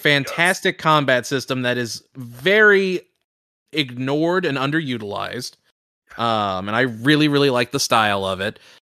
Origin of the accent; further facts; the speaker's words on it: Indianapolis, Indiana, United States; moved away; my hometown of Indianapolis